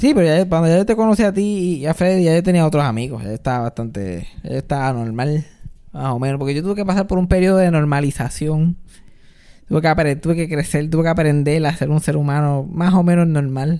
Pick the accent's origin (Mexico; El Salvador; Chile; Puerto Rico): Puerto Rico; nosotros como puertorriqueños